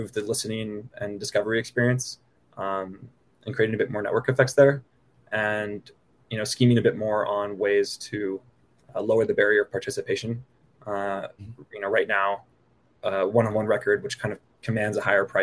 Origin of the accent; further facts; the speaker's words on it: the Bay Area, California, United States; moved away as an adult; also born or lived in Boston; now in Denver, United States; I grew up in the Bay Area and then went to college in Boston and currently based in Denver